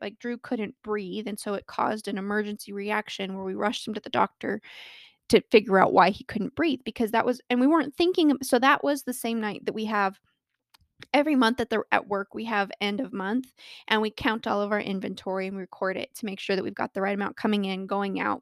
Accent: Colorado, United States; I was born and raised in Colorado and live here with my wonderful husband of six years

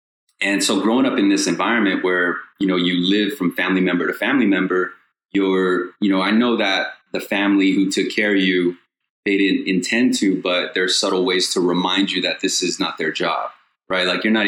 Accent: Long Beach, California, United States; So, you know, I grew up in Long Beach, California.

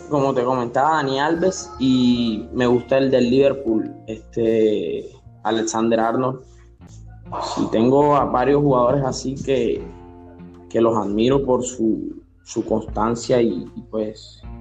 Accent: Barranquilla, Atlántico, Colombia; born there; now in Soledad, Colombia; O sea, nací en Barranquilla, pero vivo en Soledad.

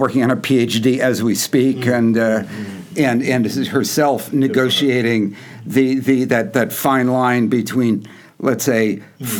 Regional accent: Yonkers, New York, United States; also born or lived in Manhattan; I was born in Manhattan, but I grew up in Yonkers

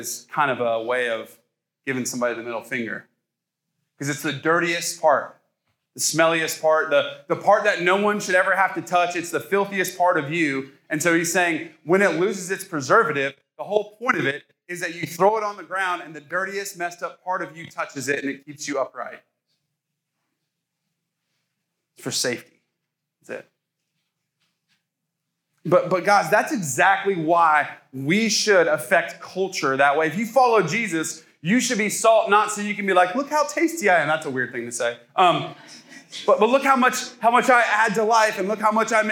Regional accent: Ohio, United States; now in the South, United States; I'm from Ohio. I came down here.

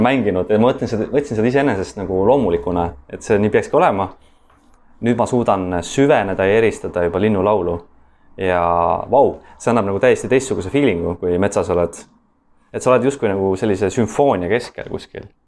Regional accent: Estonia; me oleme loodusrahvas, äh, eestlased

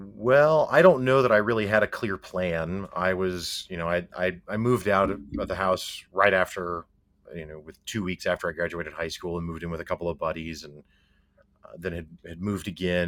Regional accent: Springfield, Missouri, United States; I'm from Springfield, Missouri.

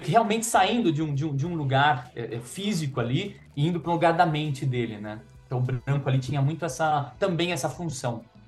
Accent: Brazil; eu sou brasileiro

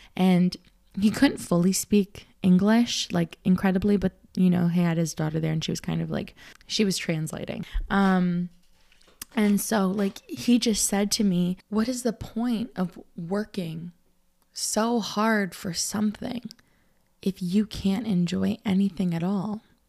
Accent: Canada; I'm Canadian. I come, you know, North America

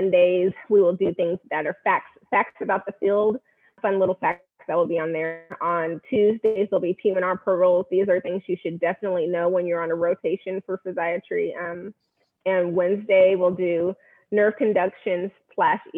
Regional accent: Bay Area, California, United States; moved away as an adult; now in Fort Worth, United States; I am born and raised in the Bay Area, California

